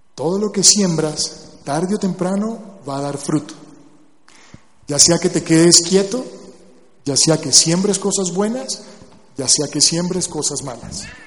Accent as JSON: {"language": "Spanish", "town": "Barranquilla", "region": "Atlántico", "country": "Colombia", "tie": "born or raised there", "said": "yo nací en Barranquilla"}